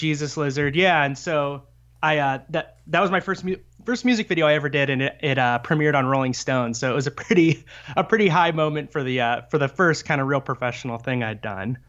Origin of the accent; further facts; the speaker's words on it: Fort Wayne, Indiana, United States; I grew up in Fort Wayne, Indiana